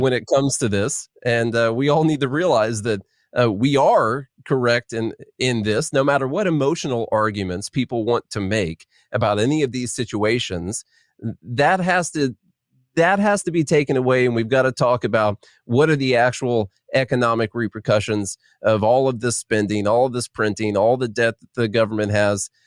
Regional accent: southern Illinois, United States; moved away as an adult; now in Nashville, United States; I'm from Illinois, but I'm from the Kentucky part of Illinois

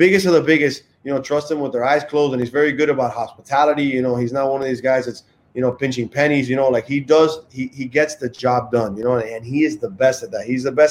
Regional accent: Miami, Florida, United States; I grew up in Miami

